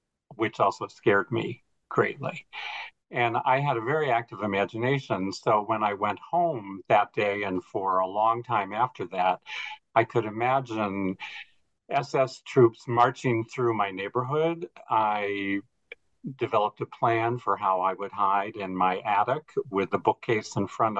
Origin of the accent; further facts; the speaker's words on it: Wheeling, West Virginia, United States; I was born and raised in Wheeling, West Virginia